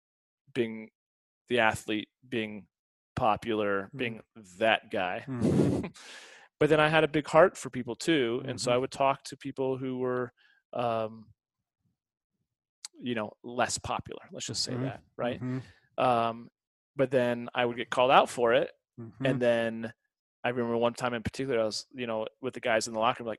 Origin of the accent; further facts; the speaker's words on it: St. Louis, Missouri, United States; now in Denver, United States; I came from St. Louis